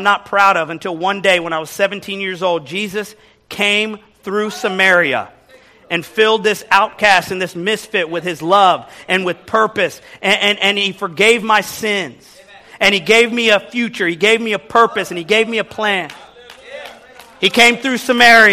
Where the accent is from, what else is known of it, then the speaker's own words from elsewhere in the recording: Kansas City, Missouri, United States; moved away as an adult; also born or lived in Texas; now in New York City, United States; growing up in Midwest Kansas City, Missouri.